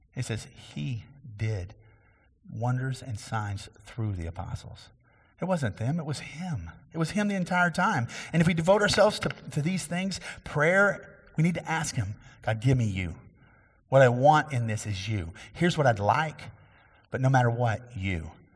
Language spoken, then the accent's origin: English; Cassie, Texas, United States; my hometown, which is actually Bill McGee's hometown. And we grew up in a little bit different time there, um, but Ka-, Cassie, Texas